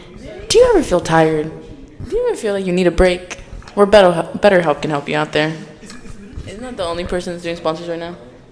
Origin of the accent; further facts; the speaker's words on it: San Antonio, Texas, United States; I'm not from Southside